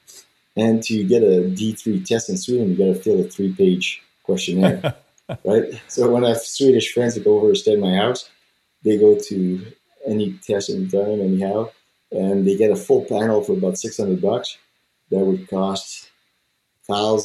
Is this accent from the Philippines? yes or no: no; Canada; I'm French Canadian, but I have quite a bit of native blood